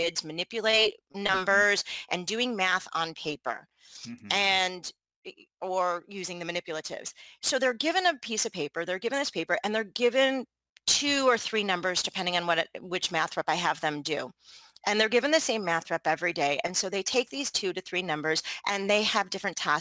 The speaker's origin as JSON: {"language": "English", "region": "Michigan", "country": "United States", "tie": "born or raised there", "said": "I grew up in Michigan"}